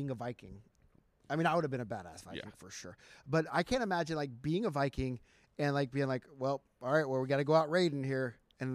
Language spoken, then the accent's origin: English; United States; I'm American